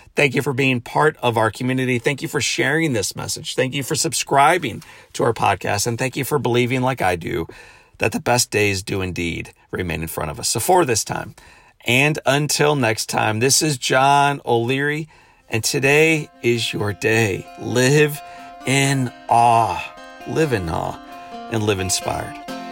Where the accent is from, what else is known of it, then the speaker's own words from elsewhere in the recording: St. Louis, Missouri, United States; returning home Friday back to Saint Louis, my hometown